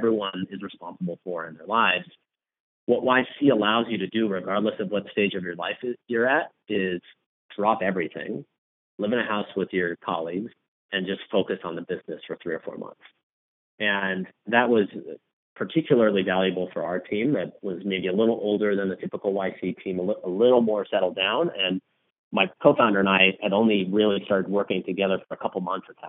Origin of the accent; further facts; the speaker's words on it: Los Angeles, California, United States; moved away as an adult; now in Chicago, United States; I grew up in California. I grew up in Southern California in Los Angeles and moved out to the Midwest for business school.